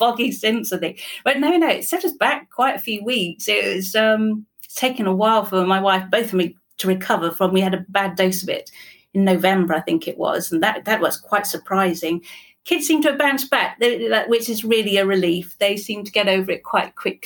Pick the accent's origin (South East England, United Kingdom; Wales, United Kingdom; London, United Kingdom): Wales, United Kingdom; first language English; now in England, United Kingdom; I grew up in Wales, so I have this odd kind of mix of cultures in a way